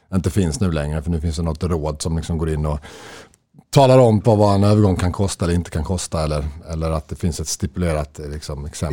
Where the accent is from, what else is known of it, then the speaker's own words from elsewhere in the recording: Löddeköpinge, Skåne, Sweden; also born or lived in Stockholm, Sweden / Lund, Sweden; i Löddeköpingen där vi växte upp